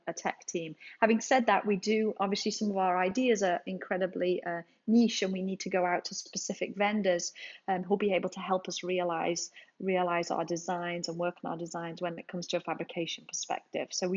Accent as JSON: {"language": "English", "region": "England", "country": "United Kingdom", "moved": "yes", "lives_now": "United States", "said": "obviously you can tell I'm from England, but my family is ironically all over here in the States"}